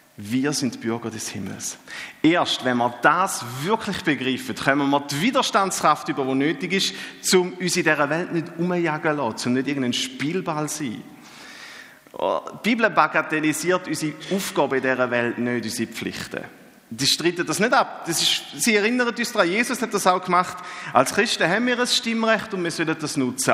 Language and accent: German; Eastern Switzerland, Switzerland; Ich bin ja gebürtiger Ostschweizer